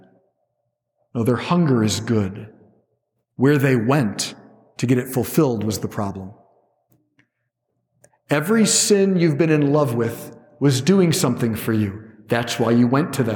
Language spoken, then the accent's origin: English; Cleveland, Ohio, United States; I'm a guy from Cleveland